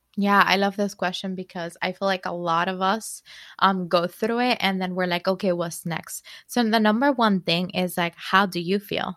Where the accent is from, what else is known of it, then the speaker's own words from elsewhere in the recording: Dominican Republic; moved away as an adult; now in New York, United States; I am from Dominican Republic originally. I moved to New York in 2009.